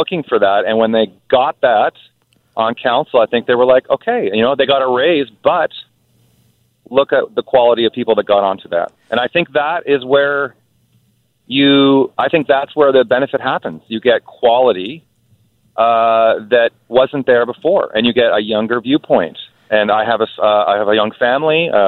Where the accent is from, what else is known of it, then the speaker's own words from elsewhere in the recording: Nelson, British Columbia, Canada; Nelson is my hometown